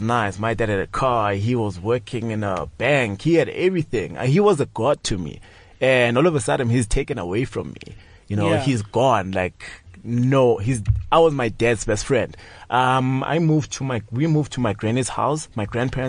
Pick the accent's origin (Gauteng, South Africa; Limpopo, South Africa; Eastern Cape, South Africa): Gauteng, South Africa; Tsakane; also born or lived in Lydenburg, Mpumalanga / Daveyton; when I was five, my mom and dad moved to Daveyton, stayed in Daveyton. They separated, had to go to Tsakane.